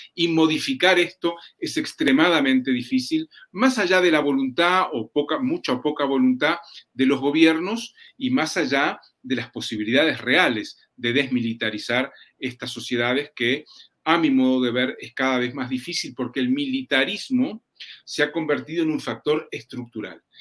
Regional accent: Uruguay; en mi país, en Uruguay

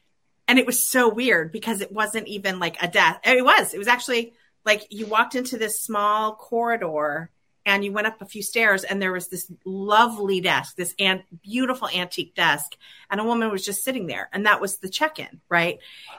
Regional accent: United States; As an American

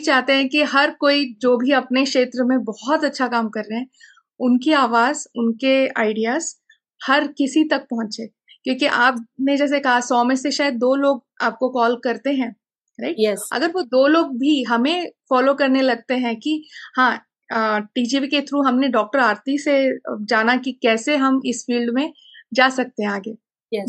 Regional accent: Belgaum, Karnataka, India; मैं बेलगम से हूँ

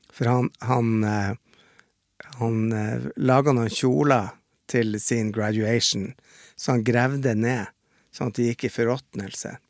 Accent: Bodø, Nordland, Norway; moved away; hjemme i Bodø så slåss jo mamma

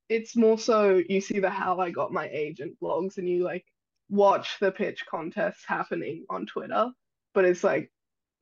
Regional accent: Australia; born or raised there

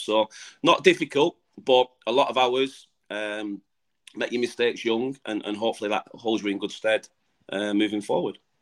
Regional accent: England, United Kingdom; moved away as an adult; now in Gibraltar; I've come in as the Englishman.

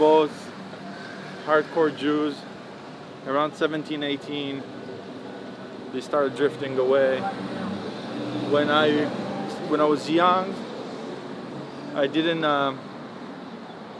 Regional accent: Tel Aviv, Tel Aviv District, Israel; also born or lived in Holon; I was born in Israel, a city called Chulon. Mm-hmm. Moved to Tel Aviv when I was like 3 years old and then grew up my whole life there

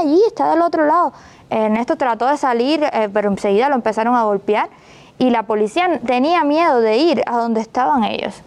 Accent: Cuba; moved away as an adult; now in Mexico; nosotros somos cubanos

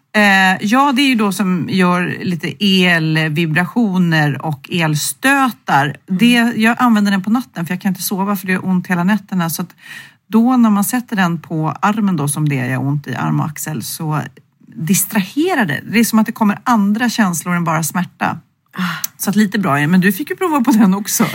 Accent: Sweden; vi svenskar

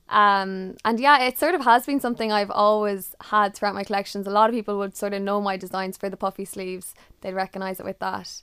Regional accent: Ireland; being Irish

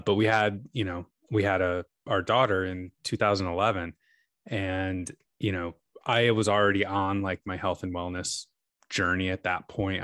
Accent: New York, United States; moved away as an adult; now in Seattle, United States; I grew up in New York, but, uh, my wife and I moved to Seattle, uh, geez, t, twelve years ago almost

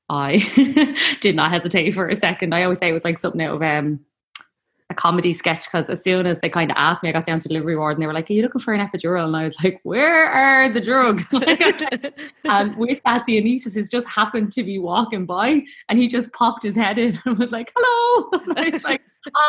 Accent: Dublin, Leinster, Ireland; I am from Talla in Dublin, and I am a mom of four

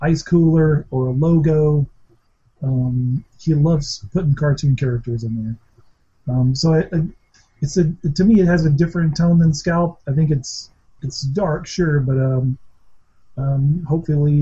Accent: Alabama, United States; I grew up in Alabama

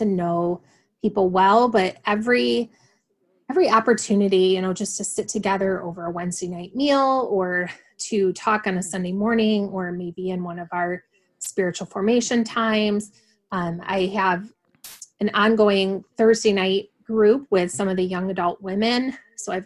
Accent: West Michigan, United States; moved away as an adult; also born or lived in West Coast / Grand Rapids; I grew up in West Michigan

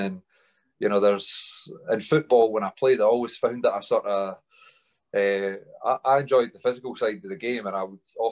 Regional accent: Alva, Scotland, United Kingdom; also born or lived in Linlithgow; I grew up in Stirling. Just outside there, a little village called Alva. I was born in Linlithgow and moved through to Alva with my mum, dad and brother at that point

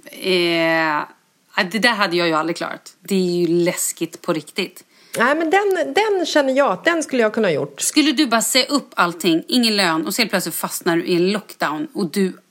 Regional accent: Stockholm, Stockholm County, Sweden; now in Västerås, Sweden; Jag är född och uppvuxen i Stockholm men flyttade helt ensam till Västerås för att börja plugga.

